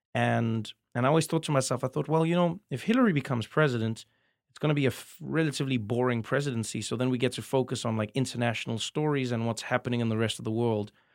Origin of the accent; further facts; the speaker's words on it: South Africa; moved away as an adult; now in United States; as a South African comedian